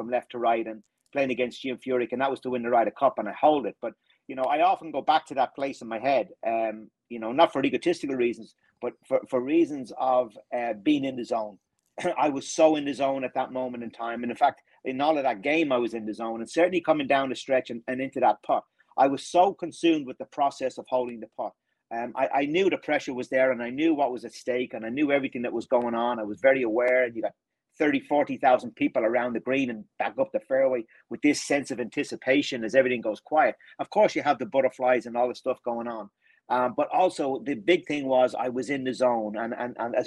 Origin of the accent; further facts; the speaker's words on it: Ireland; growing up in Ireland as well too